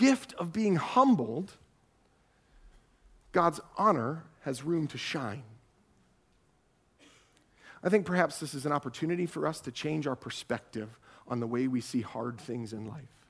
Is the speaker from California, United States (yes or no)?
no; Ohio, United States; I'm from Ohio